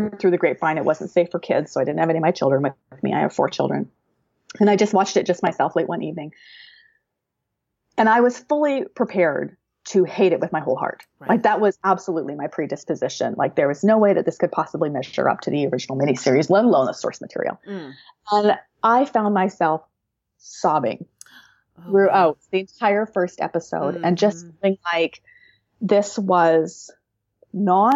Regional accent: Canada; being a Canadian

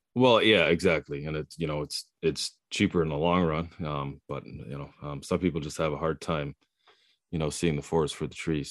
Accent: Prince Rupert, British Columbia, Canada; also born or lived in Cologne; I was born in Cologne. I, uh, I live here now, but I, I grew up on the coast, Prince Rupert

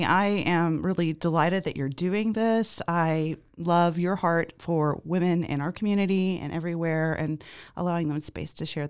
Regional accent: Zimbabwe; I was born and raised in Zimbabwe, but my father is from West Texas.

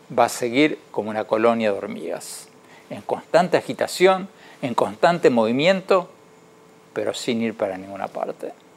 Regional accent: Argentina; Argentina, y lo digo de todo corazón porque es el país donde nací

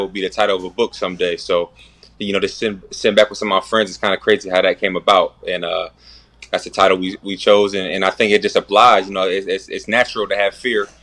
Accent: Erie, Pennsylvania, United States; also born or lived in Pittsburgh, Pennsylvania; I'm from Erie, Pennsylvania

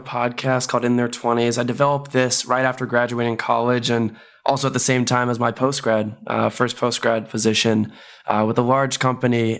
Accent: Bay Area, California, United States; moved away as an adult; also born or lived in Chicago; I'm originally from the Bay Area, went to school in Chicago

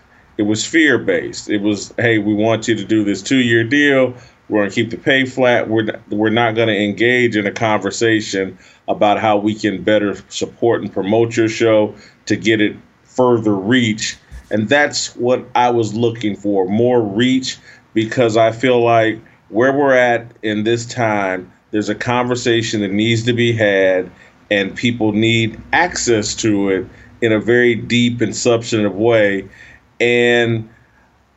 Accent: United States; I'm a Christian. I'm an American.

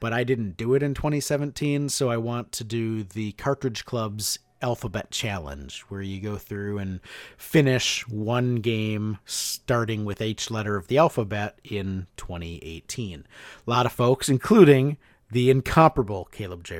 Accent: Hudson, Wisconsin, United States; moved away; the Goodwill that I went to in Hudson, Wisconsin

